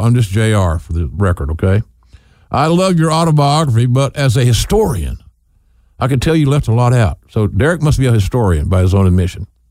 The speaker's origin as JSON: {"language": "English", "town": "Norman", "region": "Oklahoma", "country": "United States", "tie": "born or raised there", "said": "my hometown of Norman"}